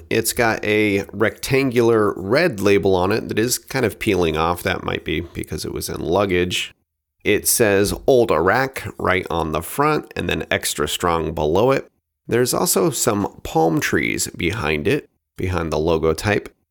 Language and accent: English; Oregon, United States; my home state of Oregon